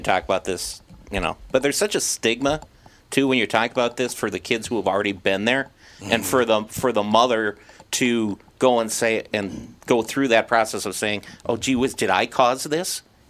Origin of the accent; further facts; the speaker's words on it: Fridley, Minnesota, United States; now in Spring Lake Park, United States; I grew up in Fridley, live in Spring Lake Park.